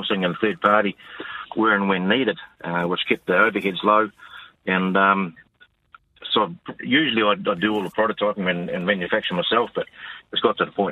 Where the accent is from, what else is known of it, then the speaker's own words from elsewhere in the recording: New Zealand; on a dairy farm.